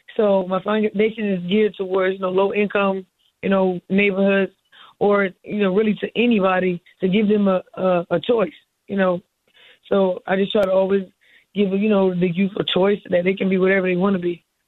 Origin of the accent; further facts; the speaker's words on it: Miami, Florida, United States; I'm from Miami